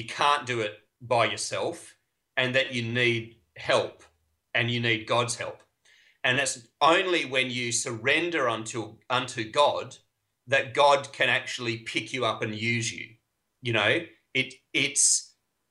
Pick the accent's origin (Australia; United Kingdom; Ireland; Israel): Australia; I am Australian